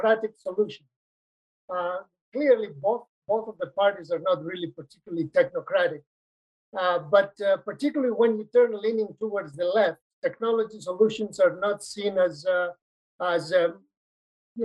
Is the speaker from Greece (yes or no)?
yes; Greece; moved away; also born or lived in Hawaii; originally I come from Greece